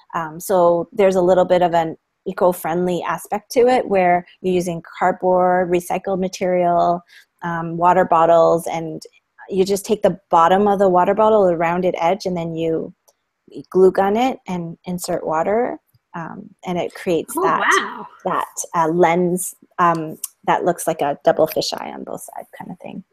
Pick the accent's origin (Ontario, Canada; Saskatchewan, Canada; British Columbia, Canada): Ontario, Canada; Toronto; I'm from Toronto, Canada, and I'm um, a teacher at the Toronto District School Board